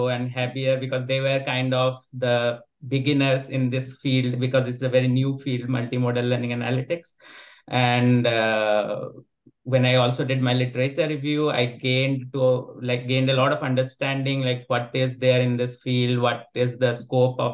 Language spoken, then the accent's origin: English; India; moved away as an adult; also born or lived in Netherlands; now in Germany; I'm basically from India, and I spent my undergrad in India, and then I came to the Netherlands to do my master's